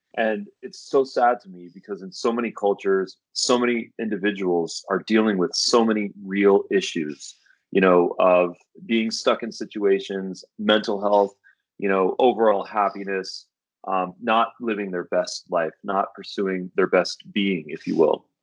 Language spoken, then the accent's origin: English; Santa Monica, California, United States; I was born in Santa Monica. I was born in the states